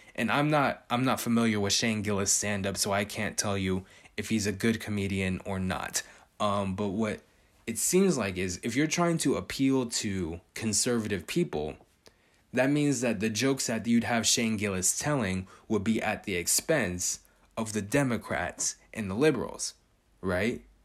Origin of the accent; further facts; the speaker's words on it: California, United States; I was born and raised in California